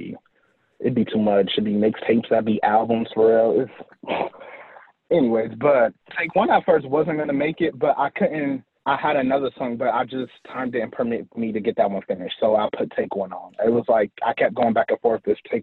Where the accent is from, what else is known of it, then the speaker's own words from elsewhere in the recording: Grand Rapids, Michigan, United States; I am from Michigan. I am in this unknown city called Grand Rapids, which is like 2 hours from Detroit